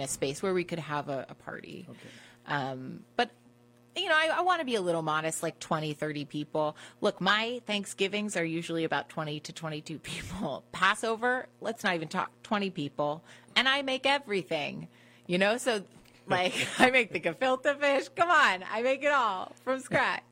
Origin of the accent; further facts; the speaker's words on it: Washington, District of Columbia, United States; I grew up in Washington, D.C.